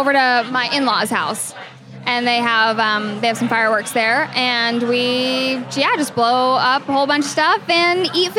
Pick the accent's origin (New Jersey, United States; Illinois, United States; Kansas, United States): Kansas, United States; Eudora; I grew up in Eudora, Kansas, which is right next to Lawrence.